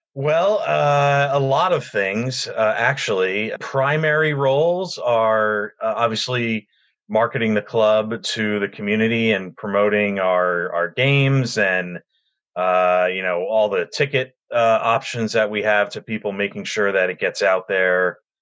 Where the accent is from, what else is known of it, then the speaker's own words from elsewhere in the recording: Union County, New Jersey, United States; I grew up in Union County, which is only about a half hour away from uh, the ballpark